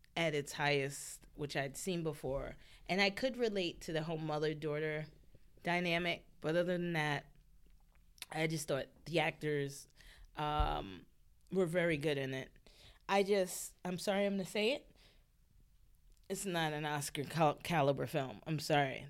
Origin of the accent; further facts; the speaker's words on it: New York City, New York, United States; me growing up in New York City